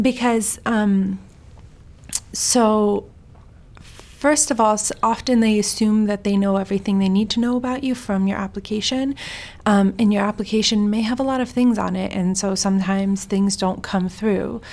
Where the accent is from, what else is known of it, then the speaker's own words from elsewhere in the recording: Sweden; moved away; also born or lived in Iran; I'm Iranian. I was born in Sweden